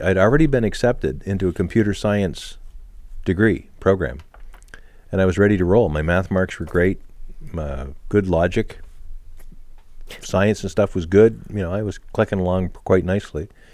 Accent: Canada

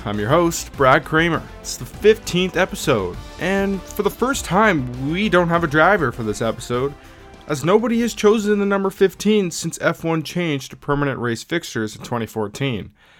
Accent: Canada; that is so cool, especially being a Canadian.

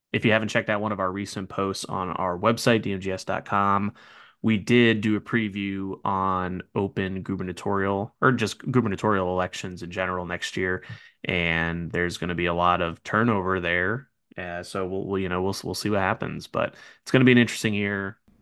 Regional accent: New Jersey, United States; born or raised there; moved away

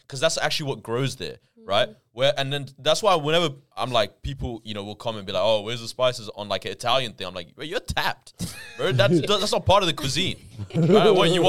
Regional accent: Barcelona, Catalonia, Spain; now that's why I'm from Barcelona, but I love this city.

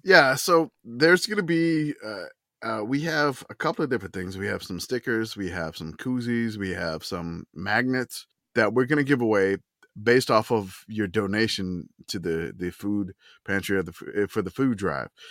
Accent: New Orleans, Louisiana, United States; I grew up in New Orleans watching Tulane football

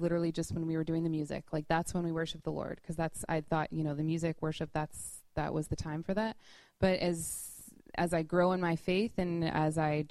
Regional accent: Louisville, Kentucky, United States; moved away as an adult; now in New York, United States; We're both from Louisville, Kentucky

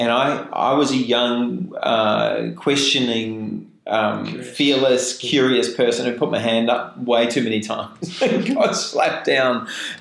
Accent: New Zealand; moved away; And I remember, because I came from New Zealand, and there was the McKinsey system.

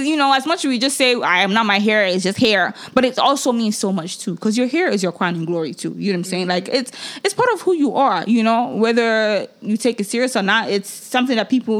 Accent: Nigeria; now in United States; I come from Nigeria

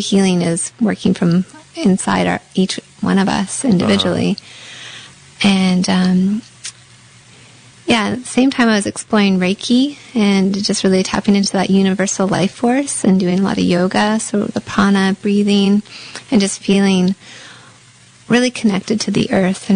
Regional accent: Canada; being Canadian

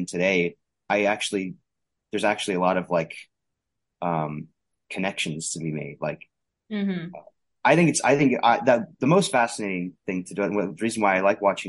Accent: Arizona, United States; I'm from Arizona

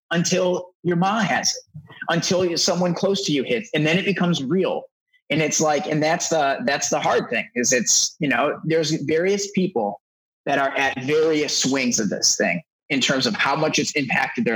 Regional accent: Detroit, Michigan, United States; now in Los Angeles, United States; I'm originally from Detroit. So I've been in Los Angeles now for over a decade

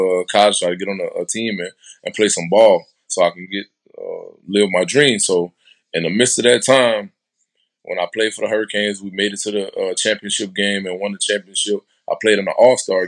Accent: New Iberia, Louisiana, United States; also born or lived in Lafayette, Louisiana; I'm originally from New Iberia, Louisiana. It's a little small town

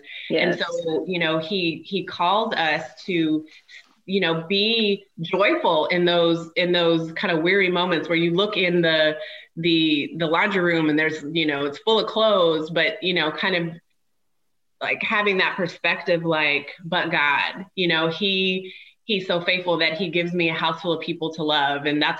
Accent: Washington, United States; also born or lived in Germany; I was born in Germany. My dad was stationed in Germany, so ended up being born there overseas. And then spent most of my childhood actually not far from an army base in Washington State.

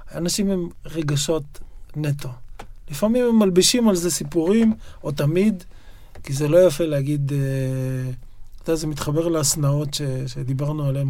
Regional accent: Yokneam, Northern District, Israel; also born or lived in Haifa; now in Tel Aviv, Israel; נולדתי בחיפה, אבל גדלתי ביוקנעם

